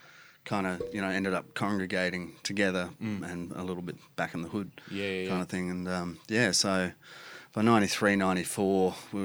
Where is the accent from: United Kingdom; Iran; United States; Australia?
Australia; We're all Australian. We like to shorten things as sweet as possible.